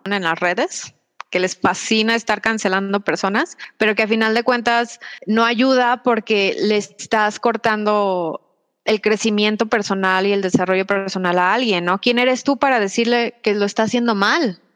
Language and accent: Spanish; Mexico; yo soy una mujer mexicana